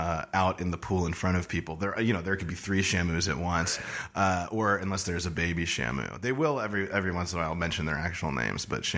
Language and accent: English; San Diego, California, United States; moved away as an adult; Originally, I'm from San Diego, California.